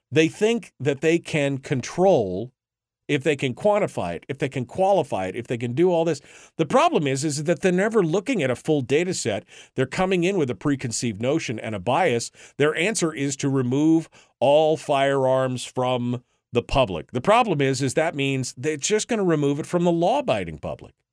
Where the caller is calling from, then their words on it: Rhode Island, United States; Well, Mike, it's … in Rhode Island.